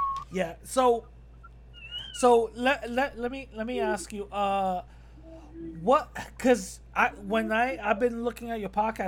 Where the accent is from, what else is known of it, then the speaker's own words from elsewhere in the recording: East Coast, United States; I'm from the East Coast.